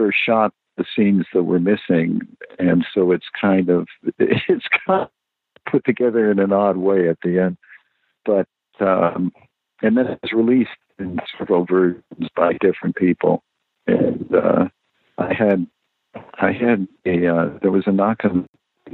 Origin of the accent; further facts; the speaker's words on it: Los Angeles, California, United States; I grew up in the Valley